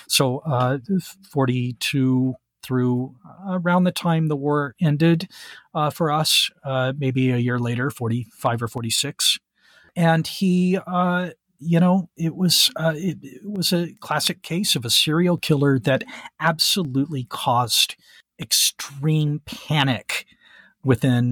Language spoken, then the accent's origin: English; Texarkana, Texas, United States; my hometown of Texarkana